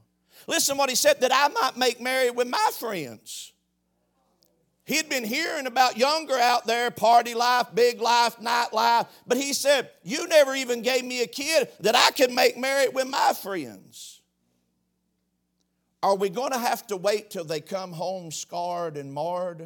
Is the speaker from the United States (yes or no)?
yes; Knox, United States; I'm from Knox